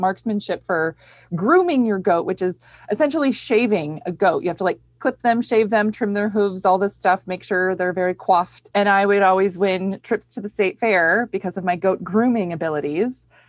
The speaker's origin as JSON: {"language": "English", "region": "Minnesota", "country": "United States", "tie": "born or raised there", "said": "Grew up in Minnesota, yeah, you know. And I grew up on a goat farm in Minnesota."}